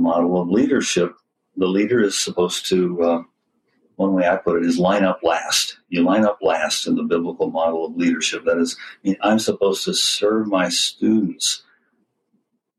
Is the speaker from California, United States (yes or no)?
no; Kalamazoo, Michigan, United States; moved away as an adult; in my hometown, Kalamazoo